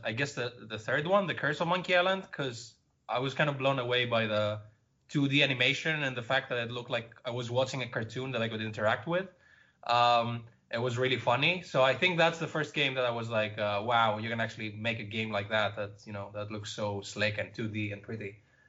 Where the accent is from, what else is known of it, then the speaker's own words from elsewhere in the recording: Greece; English is a second language; now in Netherlands; I'm originally from Greece, but I live in the Netherlands now.